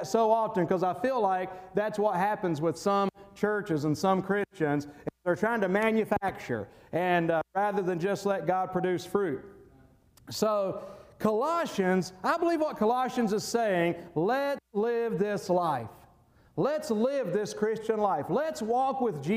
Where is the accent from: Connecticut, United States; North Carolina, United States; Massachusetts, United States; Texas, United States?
North Carolina, United States; moved away; when I worked at A.B. Carter down in my hometown in North Carolina